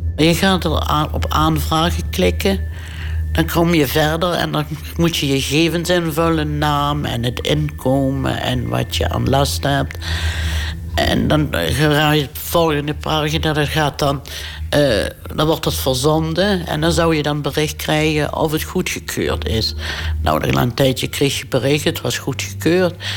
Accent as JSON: {"language": "Dutch", "region": "Limburg", "country": "Netherlands", "also_born_or_lived": "Houten", "moved": "as an adult", "said": "terug kon naar Limburg, waar ik vandaan kom"}